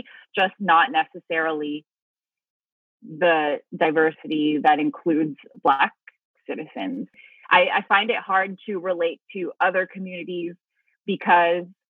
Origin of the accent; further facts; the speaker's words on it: the Valley, California, United States; first language Tagalog; English is a second language; also born or lived in Philippines; After being born in the Philippines, I grew up in the Valley. My parents moved here for work.